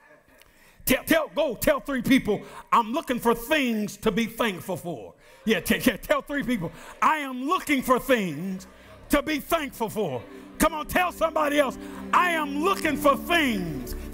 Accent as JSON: {"language": "English", "country": "United States", "tie": "born or raised there", "said": "I was born in the United States of America"}